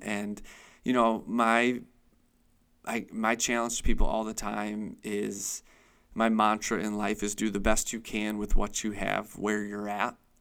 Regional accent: Chautauqua County, New York, United States; moved away as an adult; now in Erie, United States; I was born and raised in Chautauqua County. It's really all I ever knew

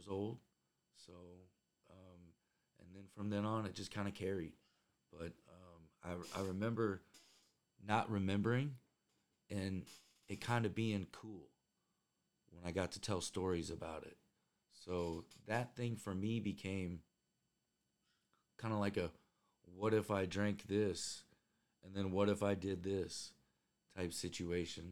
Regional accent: Indiana, United States; I grew up in Indiana

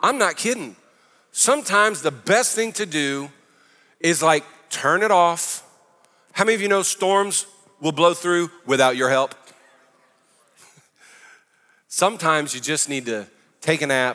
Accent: New Orleans, Louisiana, United States; I'm from New Orleans

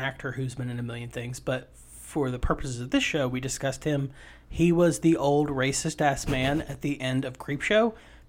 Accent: Appalachia, United States; I am from Appalachia.

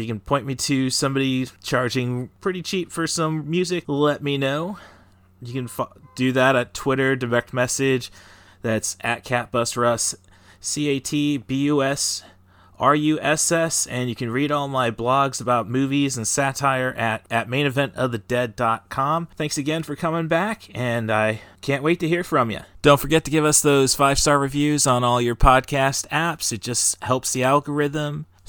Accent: Peoria, Illinois, United States; as kids growing up in the Peoria area

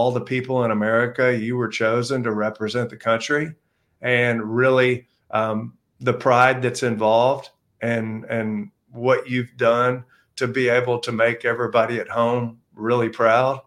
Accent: Houston, Texas, United States; moved away; I'm from Houston, Texas.

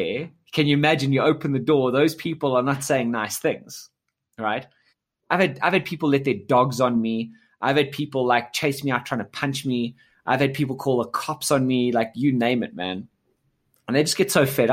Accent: South Africa; I was born in South Africa and, you know, grew up here.

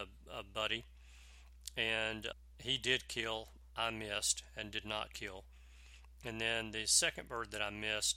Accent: Alabama, United States; in my home state of Alabama

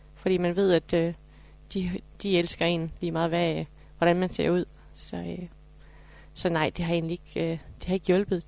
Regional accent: Horsens, Central Denmark Region, Denmark; jeg er fra Horsens

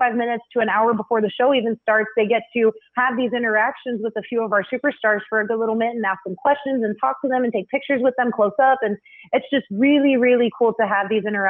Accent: South Texas, United States; I was a center where I grew up down in South Texas

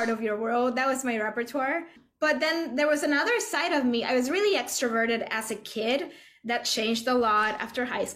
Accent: Puerto Rico; moved away as an adult; now in New York, United States; I was born and raised in Puerto Rico

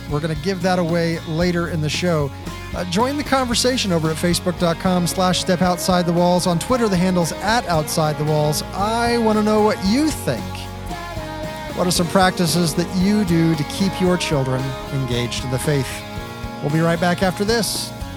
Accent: Texas, United States; also born or lived in New Hampshire / Kentucky / Kansas; now in Colorado Springs, United States; I'm a Texas boy. I grew up in Texas

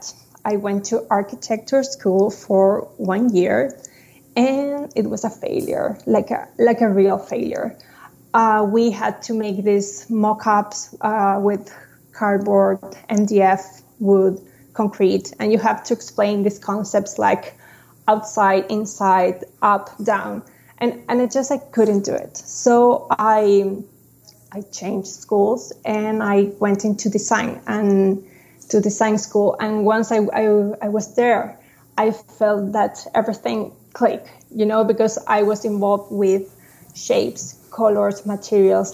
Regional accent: Santiago, Santiago Metropolitan Region, Chile; moved away as an adult; now in Chicago, United States; I was born in Santiago, Chile, and I have lived all my life there until 2019 when I moved to Chicago to live with my husband.

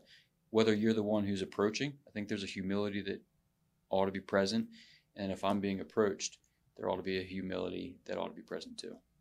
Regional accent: United States; I've never lived outside of the country

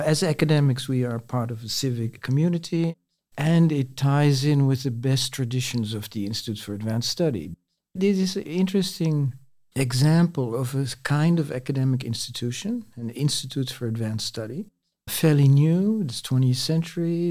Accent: Netherlands; moved away as an adult; also born or lived in France; I'm a Dutch native sociologist

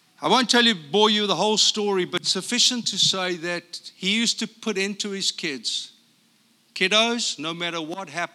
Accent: South Africa; moved away as an adult; also born or lived in Brea, California; now in United States; I'm from South Africa

